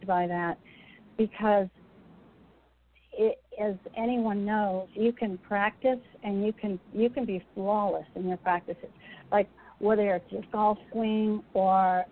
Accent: Massachusetts, United States; moved away as an adult; I grew up in Massachusetts

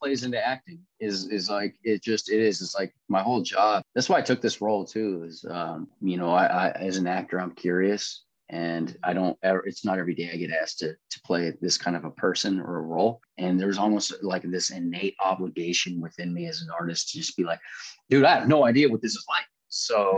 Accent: Seattle, Washington, United States; also born or lived in Los Angeles / Philadelphia; I'm from West Seattle, Alki Beach.

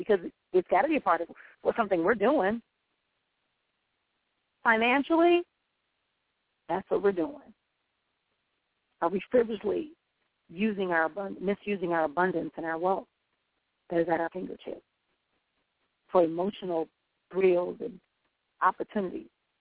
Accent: Milwaukee, Wisconsin, United States; my hometown here in Milwaukee

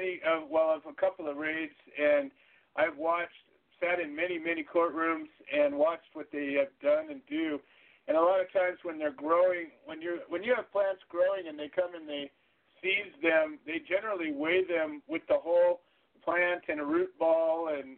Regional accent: California, United States; I'm from California

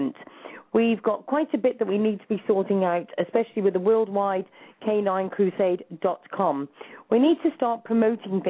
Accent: Shropshire, West Midlands, United Kingdom; I'm from Shropshire

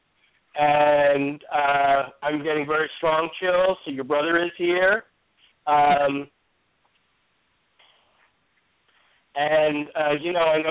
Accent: New York, United States; also born or lived in St. Petersburg, Florida / Hollywood, Florida / New Jersey; now in Arkansas, United States; I'm from New York originally

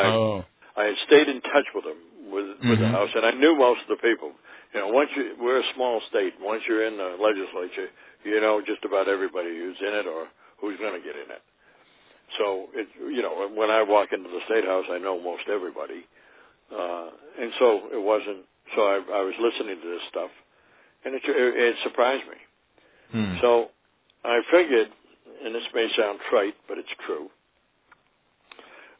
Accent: Massachusetts, United States; now in Vermont, United States; I grew up in Massachusetts, and I went to school right out near Sheffield, in Sheffield for 1 year at least

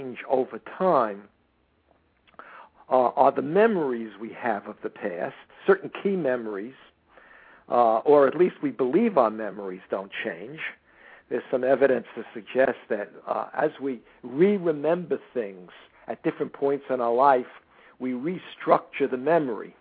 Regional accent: United States; I am an American

